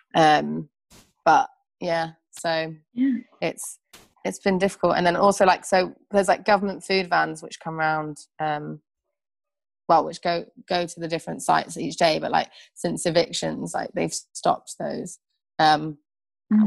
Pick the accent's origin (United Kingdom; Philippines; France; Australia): United Kingdom; Birmingham, West Midlands; where are you from? And I'll be like Birmingham